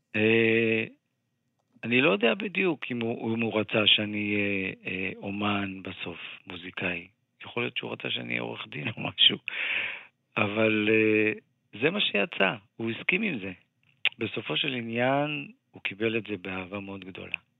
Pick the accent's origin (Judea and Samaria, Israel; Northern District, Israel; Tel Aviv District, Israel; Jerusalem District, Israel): Tel Aviv District, Israel; Ramat Gan; also born or lived in Givatayim; אני גדלתי בחברה, אתה יודע, רמת גן גבעתיים זו חברה מעורבת